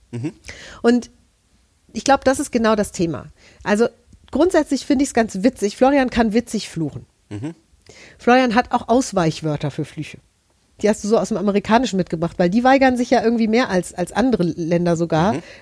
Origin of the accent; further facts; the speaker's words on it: Hesse, Germany; Also ich bin aus Hessen, wir haben einen ganzen Katalog voll Direktbeleidigungen.